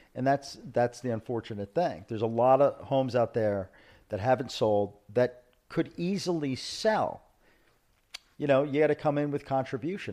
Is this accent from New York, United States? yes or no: yes; New York City, New York, United States; moved away as an adult; now in South Florida, United States; I'm not from Argentina. I'm from Brooklyn.